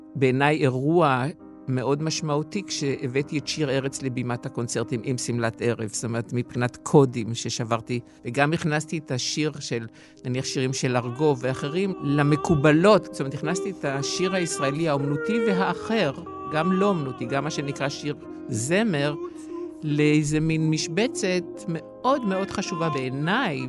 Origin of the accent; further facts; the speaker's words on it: Givatayim, Tel Aviv District, Israel; גם זה שאף פעם לא עזבתי את הארץ ולא גרתי במקום אחר, חוץ מאשר לצורך של השתלמות או איזו הפקה אופראית, אבל, השורשים נשארו בגבעתיים